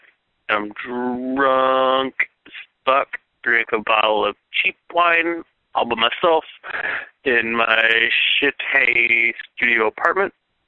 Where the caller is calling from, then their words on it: Vallejo, California, United States; also born or lived in South Bend, Indiana; I used to call from South Bend, Indiana. Now I'm calling from Vallejo, California.